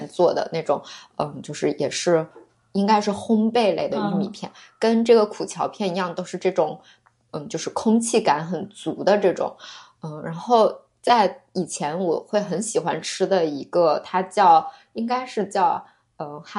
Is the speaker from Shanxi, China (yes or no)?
yes; Yuncheng, Shanxi, China; 就我是山西的嘛，那我们山西运城的苹果